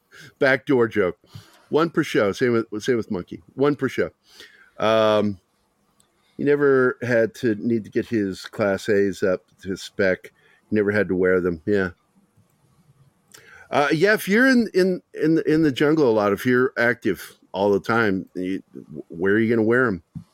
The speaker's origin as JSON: {"language": "English", "country": "Ireland", "said": "Okay, I'm Irish, and I don't know what that means."}